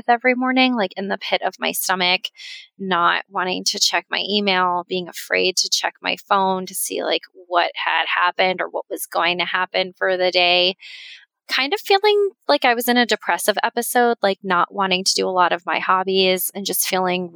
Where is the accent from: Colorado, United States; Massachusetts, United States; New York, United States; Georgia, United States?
Colorado, United States; moved away as an adult; also born or lived in Florida; now in Sarasota, United States; I'm from Colorado, and that's where my group practice was